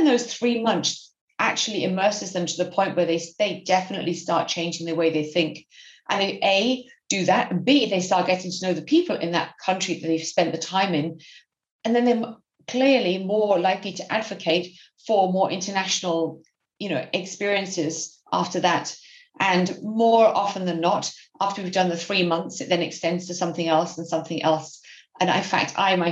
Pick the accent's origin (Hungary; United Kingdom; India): United Kingdom; moved away as an adult; also born or lived in Berlin; I'm native British.